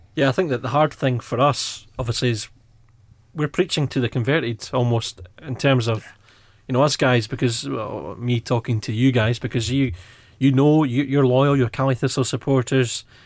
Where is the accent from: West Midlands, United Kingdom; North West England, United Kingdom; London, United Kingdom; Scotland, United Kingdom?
Scotland, United Kingdom; Edinburgh; I grew up in Edinburgh